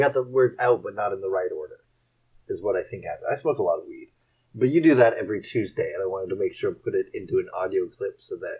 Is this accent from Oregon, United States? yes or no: yes; Portland, Oregon, United States; also born or lived in Sacramento, California; I grew up in Sacramento until I was 8, though. So there's this weird thing where, like, stuff we were learning when I came to Portland, we'd already learned, like, in second grade.